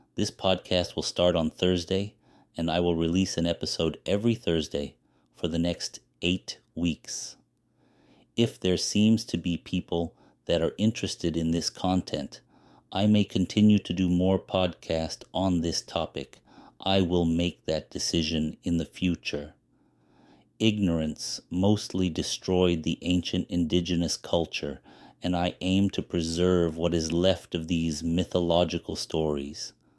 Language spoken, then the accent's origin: English; Los Angeles, California, United States; also born or lived in Pico Rivera; Born and raised in East Los Angeles